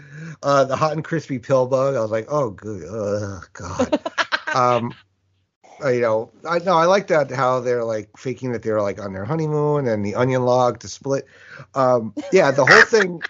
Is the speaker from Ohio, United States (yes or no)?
no; Westchester, New York, United States; growing up in New York, in Westchester.